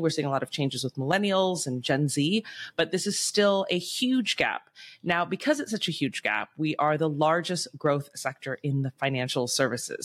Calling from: Bangkok, Thailand; I'm calling in from Bangkok, Thailand.

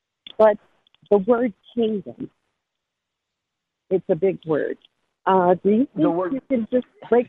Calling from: Arizona, United States; I'm calling from Arizona this morning.

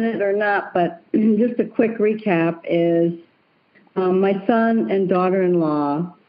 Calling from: Seattle, Washington, United States

